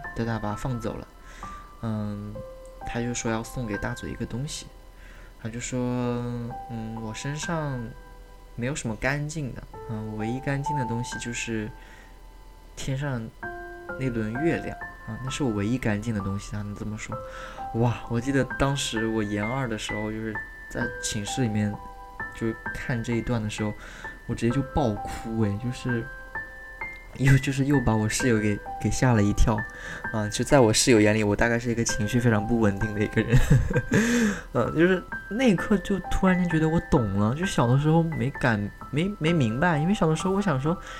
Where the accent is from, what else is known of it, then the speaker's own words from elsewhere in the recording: China; 我们中国人